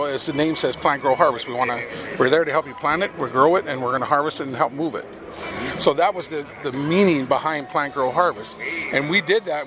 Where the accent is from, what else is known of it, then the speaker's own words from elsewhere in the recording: North Dakota Valley, United States; now in Florida, United States; born and raised in North Dakota Valley